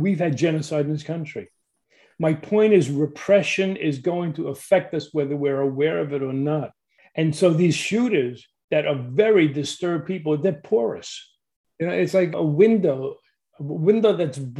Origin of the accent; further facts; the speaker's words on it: New York City, New York, United States; I grew up in Brooklyn, New York